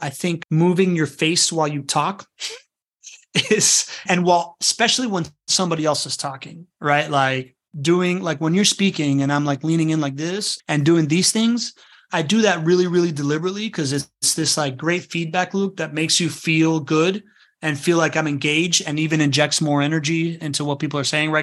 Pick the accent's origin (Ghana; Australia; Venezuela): Venezuela; moved away; I'm from Venezuela. It's a place that I can't go back